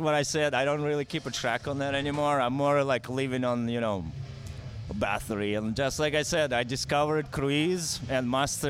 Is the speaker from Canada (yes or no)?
no; Russia; Mother Russia.